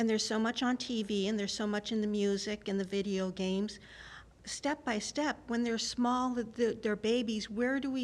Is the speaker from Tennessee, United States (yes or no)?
no; North Dakota, United States; now in Minnesota, United States; I'm from Minnesota, but originally North Dakota